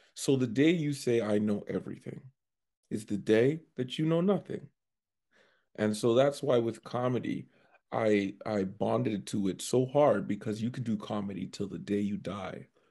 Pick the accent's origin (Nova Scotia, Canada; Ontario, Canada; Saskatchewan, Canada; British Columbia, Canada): Ontario, Canada; Scarborough; moved away as an adult; now in Edmonton, Canada; I'm actually from Scarborough, Ontario